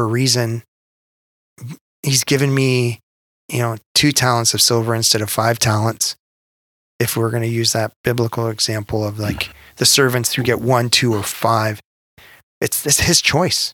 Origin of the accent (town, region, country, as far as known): Canada